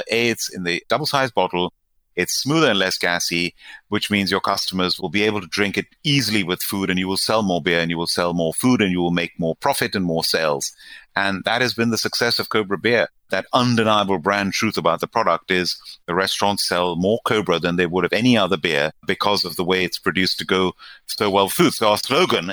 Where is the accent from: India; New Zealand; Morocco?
India; now in United Kingdom; I am from India. To this day, my family, my mother, my brother, my uncles, aunts, cousins live in India.